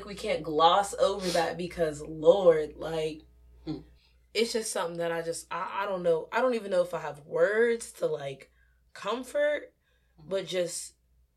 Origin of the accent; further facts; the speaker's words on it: Pennsylvania, United States; I'm from Pennsylvania